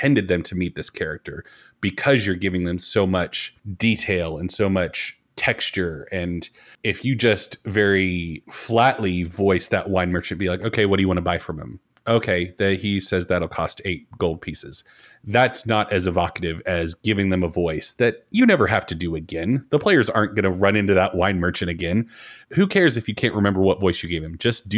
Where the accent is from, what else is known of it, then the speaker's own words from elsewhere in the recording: Australia; It certainly was not Australian. And as an Australian, I was like, okay, well, that hurts a little bit more coming from you.